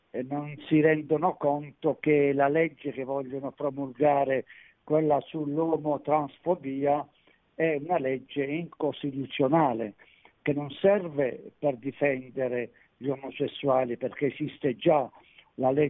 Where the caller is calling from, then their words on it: Taranto, Apulia, Italy